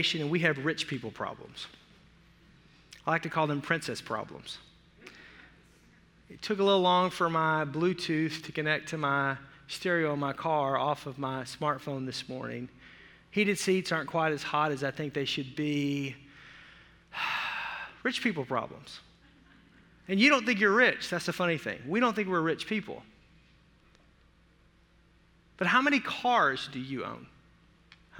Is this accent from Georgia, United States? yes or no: no; Arkansas, United States; I grew up in the South